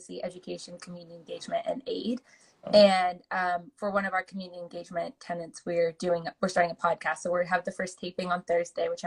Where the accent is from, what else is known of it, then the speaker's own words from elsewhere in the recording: Oregon, United States; also born or lived in California; my home state